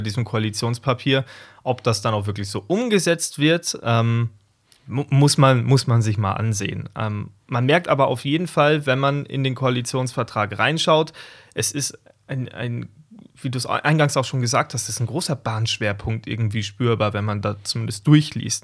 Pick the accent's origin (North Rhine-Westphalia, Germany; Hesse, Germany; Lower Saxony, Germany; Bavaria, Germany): Bavaria, Germany; south of Munich; ich komme aus dem Süden von München, kann man so sagen. Und ähm, zwischen Wolfratshausen und Geritzried, das sind zwei kleine Städte in meinem Heimatlandkreis